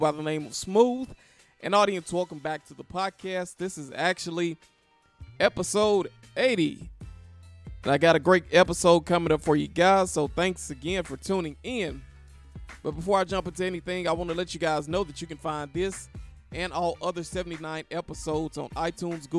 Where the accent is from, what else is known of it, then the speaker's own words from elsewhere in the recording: Memphis, Tennessee, United States; I'm from Memphis